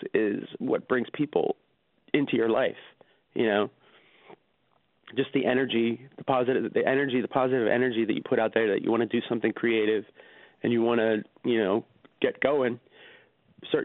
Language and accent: English; Marlton, New Jersey, United States; I grew up in Marlton, New Jersey.